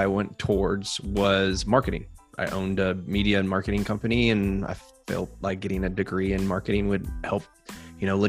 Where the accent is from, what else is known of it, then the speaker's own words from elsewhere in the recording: California, United States; also born or lived in England; I grew up in California